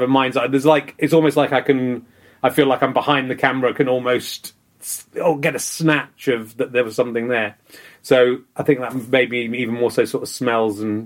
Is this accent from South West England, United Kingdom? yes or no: yes; Cheddar, South West England, United Kingdom; also born or lived in Pocklington, Yorkshire / Loughborough, Leicestershire; moved to Leicestershire, and then we moved to Somerset